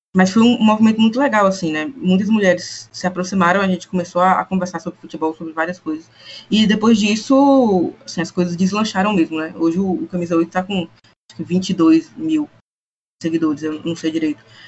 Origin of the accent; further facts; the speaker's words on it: interior of Bahia, Brazil; sou do interior da Bahia